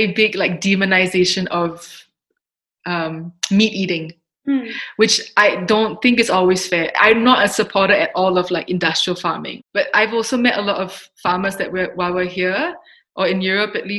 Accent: Singapore; moved away; I'm Singaporean.

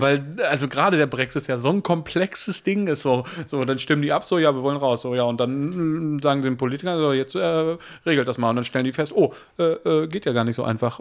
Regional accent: Germany; ich bin Deutscher

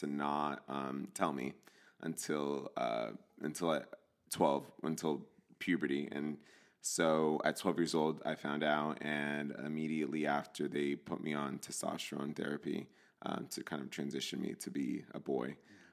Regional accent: New Jersey, United States; moved away as an adult; also born or lived in California; I grew up in New Jersey in a Latino household. My parents are from El Salvador

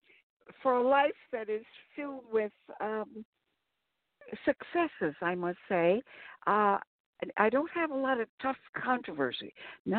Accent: Albert Lea, Minnesota, United States; now in Cardiff by the Sea, United States; I was from Albert Lea, Minnesota, which is 100 miles south of Minneapolis

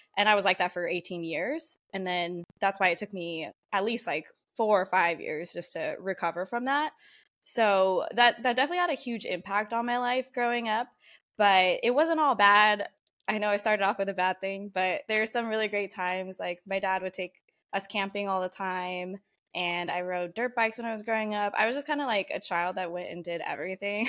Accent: San Diego, California, United States; I grew up here in San Diego, born and raised

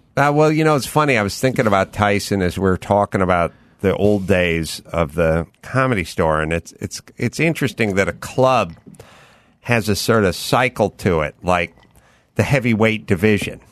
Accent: Los Angeles, California, United States; I grew up out here in North Hollywood

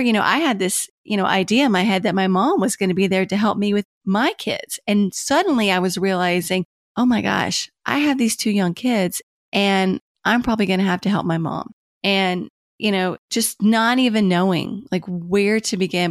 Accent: Kentucky, United States; moved away as an adult; also born or lived in Washington, D.C.; I had moved back to Kentucky, which is my home state, from Washington, D C

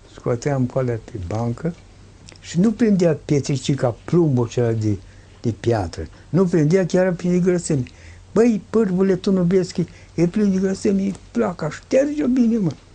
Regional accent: Romania

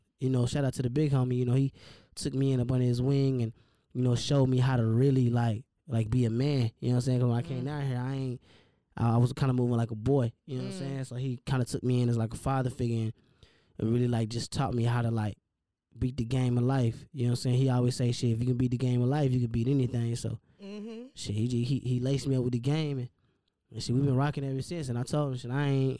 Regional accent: Tulsa, Oklahoma, United States; moved away as an adult; now in Atlanta, United States; I grew up in Oklahoma.

